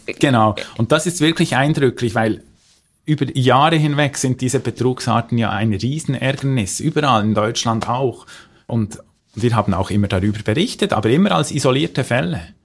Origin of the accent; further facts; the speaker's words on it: Switzerland; bei uns in der Schweiz